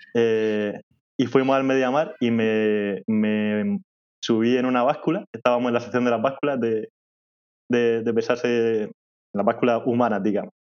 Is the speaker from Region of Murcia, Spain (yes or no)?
yes; Molina de Segura, Region of Murcia, Spain; accent: murciano; en mi pueblo, en Molina de Segura